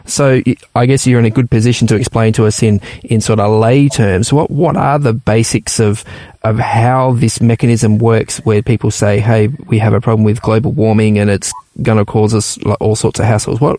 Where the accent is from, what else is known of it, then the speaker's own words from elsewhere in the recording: Papua New Guinea; And I also remember growing up in the Papua New Guinea as well, some incredible reefs out there in the Pacific Islands.